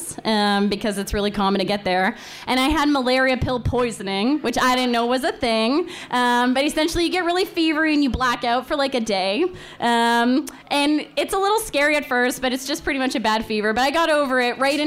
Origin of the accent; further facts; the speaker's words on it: Canada; I grew up in Canada